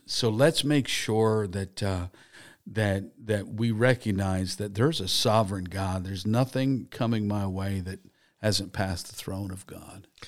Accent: Harrisburg, Pennsylvania, United States; I grew up in Harrisburg, Pennsylvania.

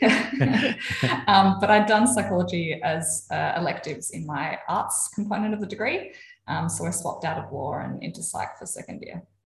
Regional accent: Adelaide, South Australia, Australia; also born or lived in Melbourne; I grew up in Adelaide. Um, lived here most of my life. Lived for a couple of years in Melbourne, but from here, living here currently.

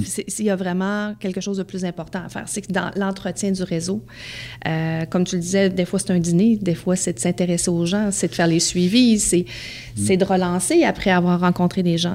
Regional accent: Beauce, Quebec, Canada; j'ai grandi dans la Beauce.

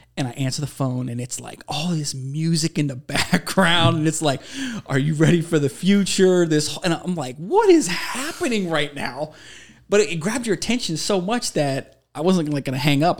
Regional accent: Ohio, United States; moved away as an adult; also born or lived in Minnesota; I'm from Ohio

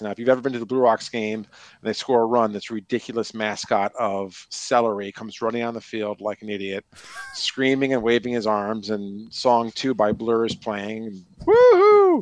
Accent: New York, United States; moved away as an adult; I grew up in New York

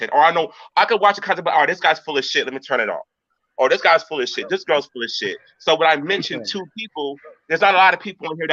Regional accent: California, United States; I was born and raised in California

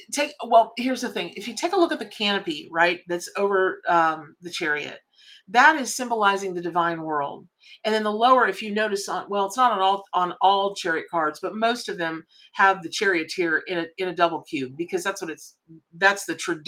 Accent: Ocala, Florida, United States; I grew up in Ocala, Florida

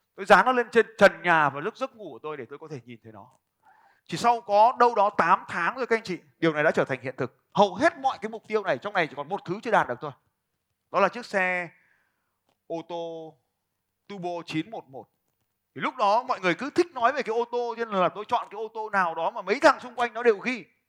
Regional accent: Vietnam

